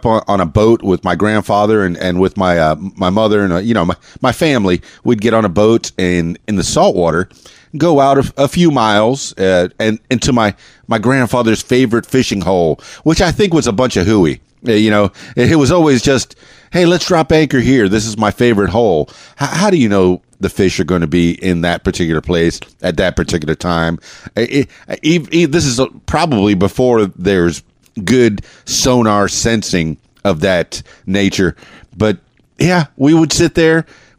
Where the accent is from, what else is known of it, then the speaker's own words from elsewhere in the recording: Florida, United States; I know I grew up in the Florida Keys in South Florida, and I did a lot of saltwater fishing.